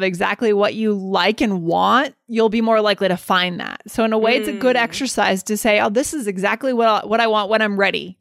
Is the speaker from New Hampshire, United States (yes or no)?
yes; New Hampshire, United States; I was from New Hampshire